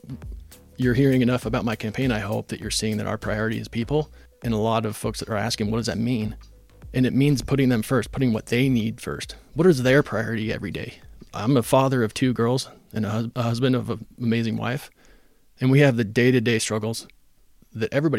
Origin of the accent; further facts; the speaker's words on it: Phoenix, Arizona, United States; moved away as an adult; now in Ogden, United States; I came here from Arizona. Grew up in Phoenix. Came here to play football and go to school at Weber State.